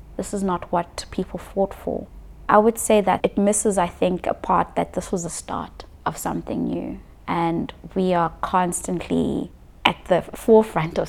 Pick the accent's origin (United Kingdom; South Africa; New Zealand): South Africa; being a South African